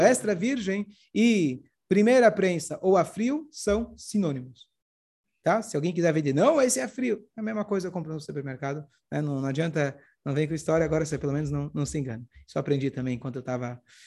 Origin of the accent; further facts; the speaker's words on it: Brazil; also born or lived in Canada; Brasil, não sou israelense, não sou, sou Brasil